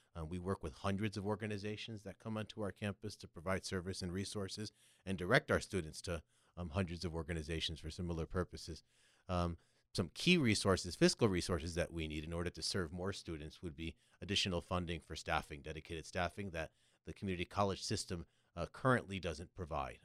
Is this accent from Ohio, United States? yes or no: no; Connecticut, United States; moved away as an adult; also born or lived in New York City / Los Angeles; now in San Diego, United States; From Connecticut, so between Boston and New York, you get a little of either